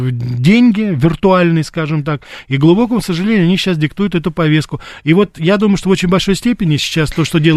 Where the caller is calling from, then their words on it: Moscow, Russia; я из Москвы.